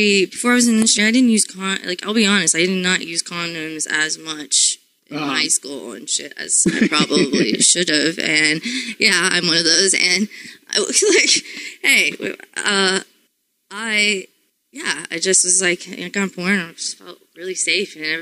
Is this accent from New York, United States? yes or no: no; Florida, United States; I'm from Florida